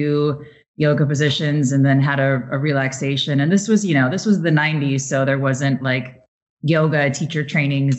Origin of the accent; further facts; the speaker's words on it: Midwest, United States; moved away as an adult; also born or lived in Chicago; now in New York, United States; I'm from the Midwest, so it's Tara where I'm from